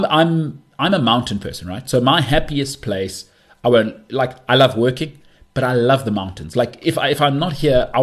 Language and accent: English; South Africa; I'm a South African